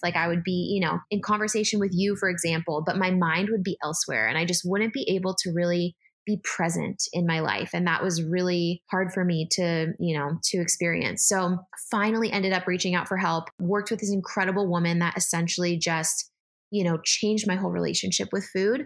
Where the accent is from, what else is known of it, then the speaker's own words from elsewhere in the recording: San Diego, California, United States; moved away as an adult; also born or lived in San Francisco; now in Philadelphia, United States; I grew up actually in San Diego, lived in San Francisco for a hot sec for college, and then I'm now in Philadelphia